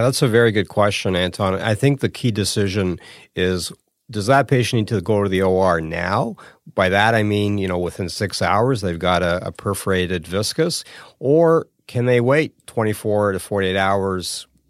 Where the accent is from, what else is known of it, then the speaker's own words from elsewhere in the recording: Toronto, Ontario, Canada; moved away as an adult; now in Hamilton, Canada; Toronto's my, my hometown. I, I grew up a block away from here.